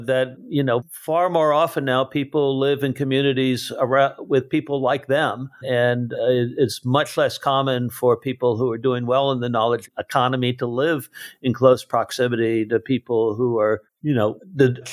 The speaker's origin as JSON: {"language": "English", "town": "Washington", "region": "District of Columbia", "country": "United States", "tie": "born or raised there", "also_born_or_lived": "Saipan", "said": "I grew up from mid-1960 until I went off to college in the environs of the suburbs of D.C."}